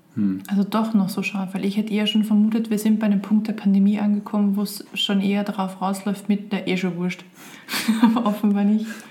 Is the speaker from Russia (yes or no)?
no; Austria; ich bin Österreicher